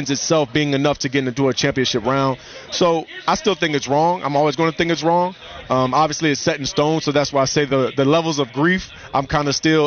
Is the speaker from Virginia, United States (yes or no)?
yes; Virginia Beach, Virginia, United States; I grew up in Virginia Beach right near the Naval Base